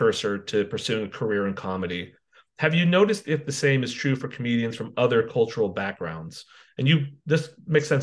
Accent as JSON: {"language": "English", "region": "Northern California", "country": "United States", "tie": "born or raised there", "said": "Shaheen and I both, when we grew up in NorCal"}